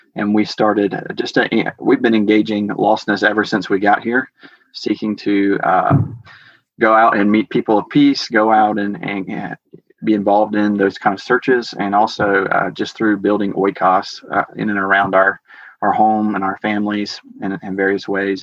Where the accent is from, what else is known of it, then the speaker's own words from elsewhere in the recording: Georgia, United States; moved away as an adult; now in Ogden, United States; I grew up in Georgia